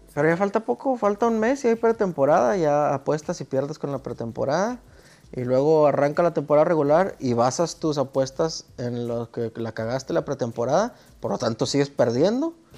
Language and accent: Spanish; Mexico; soy un güey de México.